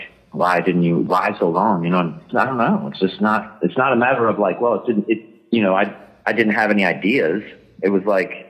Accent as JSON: {"language": "English", "town": "Detroit", "region": "Michigan", "country": "United States", "also_born_or_lived": "California", "moved": "yes", "said": "I moved from California back home to Detroit."}